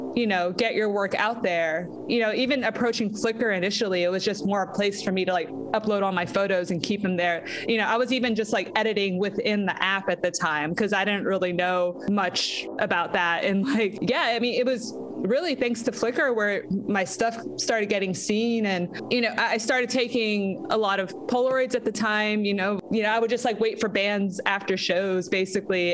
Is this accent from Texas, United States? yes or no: yes; San Antonio, Texas, United States; moved away as an adult; also born or lived in Austin, Texas; now in Los Angeles, United States; I was born in San Antonio, uh, Texas, which is about an hour outside of Austin. And once I started getting into middle school, I think you know, growing up in San Antonio